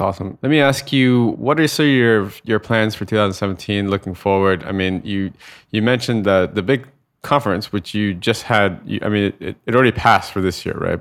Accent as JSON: {"language": "English", "country": "United States", "moved": "as an adult", "said": "I'm American, but I'm living offshore"}